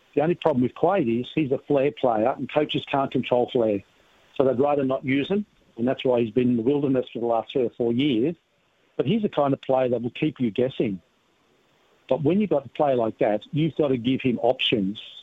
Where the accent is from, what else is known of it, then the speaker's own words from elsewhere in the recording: Australia; I'm an Australian